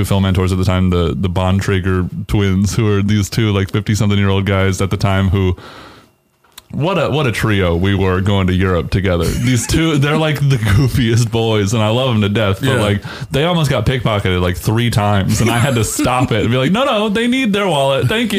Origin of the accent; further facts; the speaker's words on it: Atlanta, Georgia, United States; I mean, I grew up in Atlanta